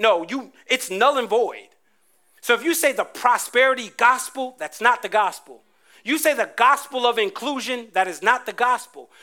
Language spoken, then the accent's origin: English; New Jersey, United States; I grew up in Jersey